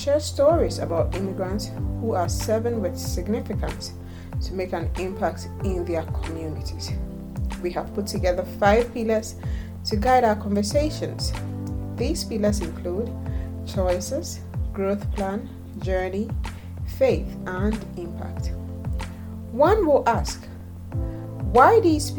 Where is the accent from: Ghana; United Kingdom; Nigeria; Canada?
Ghana; I was born in Ghana in 1986